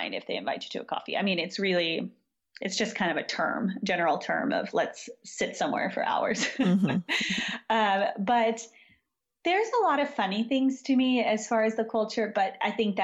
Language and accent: English; Southern California, United States; moved away as an adult; now in Croatia; I grew up in Southern California